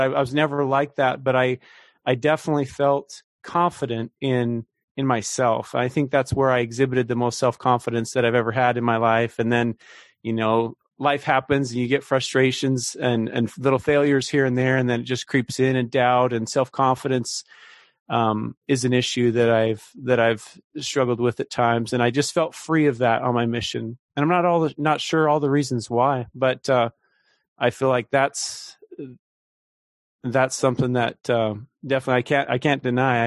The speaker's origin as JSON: {"language": "English", "region": "Idaho", "country": "United States", "tie": "born or raised there", "moved": "yes", "lives_now": "Kansas City, United States", "said": "I grew up out in Idaho"}